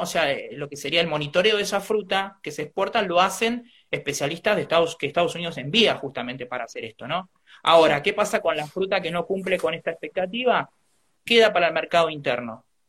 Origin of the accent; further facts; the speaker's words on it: Trenque Lauquen, Buenos Aires Province, Argentina; yo soy nacido en Trenkelauken